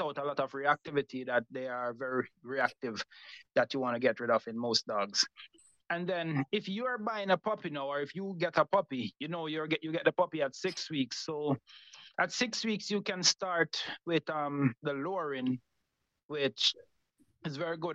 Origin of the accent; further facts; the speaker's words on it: Montego Bay, Saint James, Jamaica; Grew up in Montego Bay, Jamaica. Started um, grew up in the con- born in the country, grew up in the country